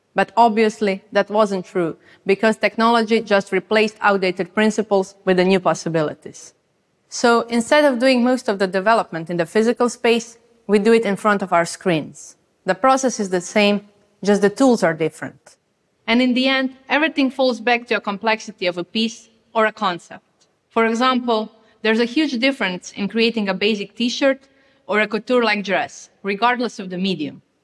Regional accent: Croatia; I come from Croatia

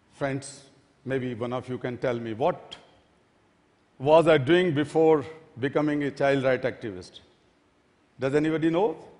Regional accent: Delhi, India; my hometown, Delhi

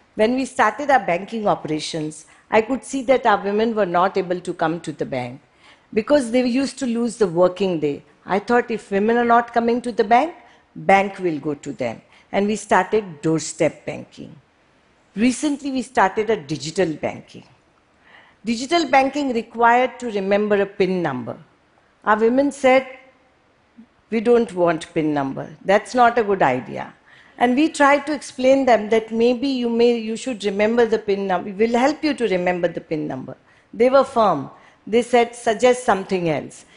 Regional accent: Mumbai, Maharashtra, India; moved away as an adult; I was born and brought up in Mumbai

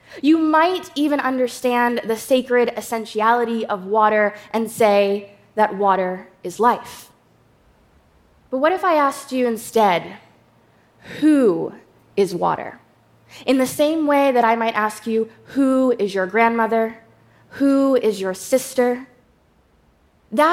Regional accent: New York, United States; Akwe wanikasek … Hello, good day, everyone. I'm from the Shinnecock Nation.

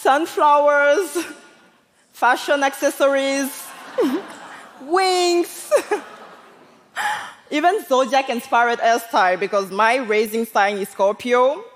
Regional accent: Côte d’Ivoire; s born and I grew up in Ivory Coast. And like so many other African kids, I used to resent my blackness, including my hair.

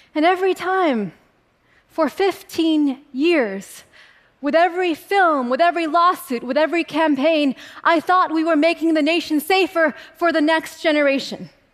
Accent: California, United States; I was a little girl growing up in California, where my family has lived and farmed for a century

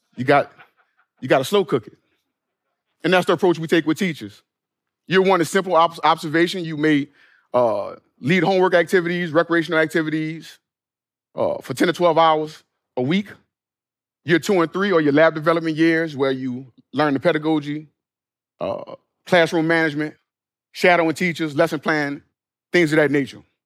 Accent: New Orleans, Louisiana, United States; my hometown of New Orleans

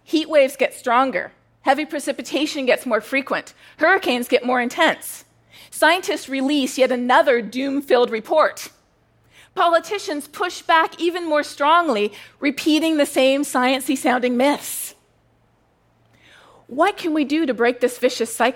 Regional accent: Canada; moved away as an adult; now in United States; I'm Canadian

